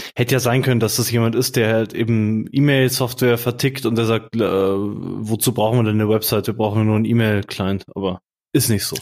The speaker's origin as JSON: {"language": "German", "town": "Munich", "region": "Bavaria", "country": "Germany", "said": "Ich komme hier aus München, aus dem Dorf"}